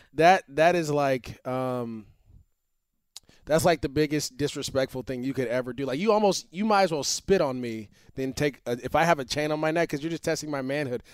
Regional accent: Antioch, California, United States; I grew up, we grew up in Antioch together

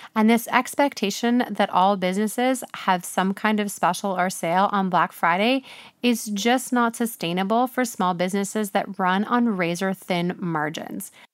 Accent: Canada; I'm Canadian

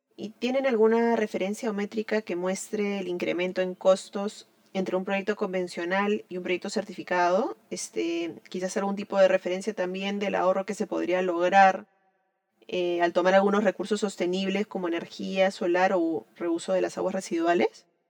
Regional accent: Peru; soy arquitecta peruana

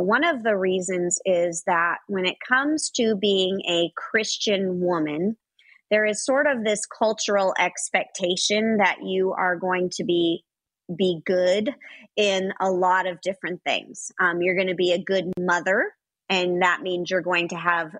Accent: Los Angeles, California, United States; I grew up in Los Angeles

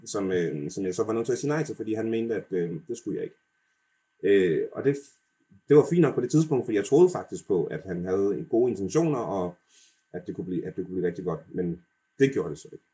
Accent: Denmark; jeg snakker altså rigtig dansk, og jeg er født i Danmark

